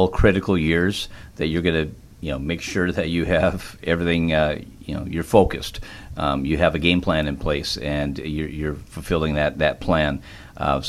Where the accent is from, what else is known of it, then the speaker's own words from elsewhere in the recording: Minnesota, United States; now in Wisconsin, United States; I live in Wisconsin, but I grew up in Minnesota majority of my life